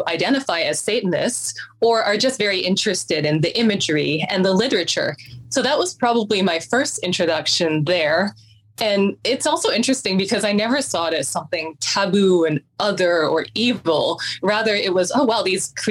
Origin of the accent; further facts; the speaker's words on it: Vancouver, British Columbia, Canada; My parents are both from Hong Kong, and I was born and I grew up in Vancouver, Canada.